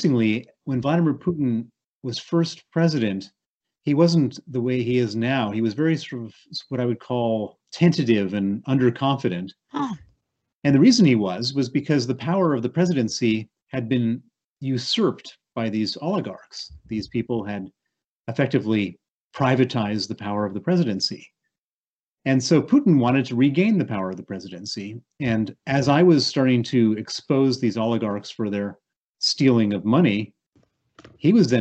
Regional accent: Chicago, Illinois, United States; accent: American; moved away as an adult; also born or lived in Princeton, New Jersey; you hear my accent. It's an accent from the United States. I was born in Princeton, New Jersey. I grew up in Chicago

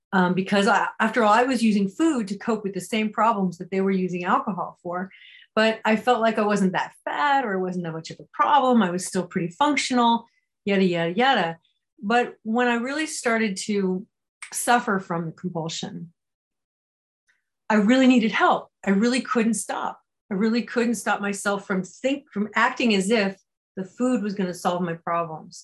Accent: California, United States; I grew up in California

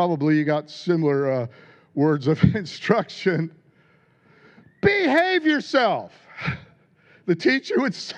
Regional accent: United States; I grew up in America. You could probably tell by my lack of a royal accent

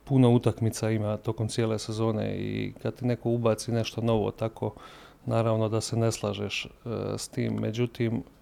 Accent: Zagreb, City of Zagreb, Croatia; ja sam iz Zagreba došao gore.

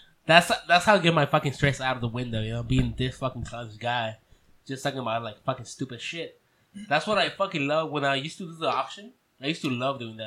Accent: Mexico; accent: Mexican; my fucking Mexican accent gets in the way

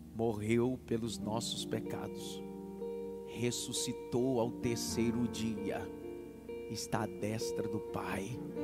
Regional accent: Northeast Region, Brazil; accent: Nordestino; eu não tenho um sotaque nordestino, já deu para perceber eu que puxo. Eu puxo, eu, eu faço questão de dizer onde eu nasci.

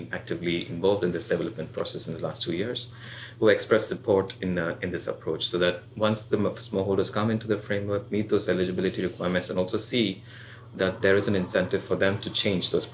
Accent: India; I'm from India

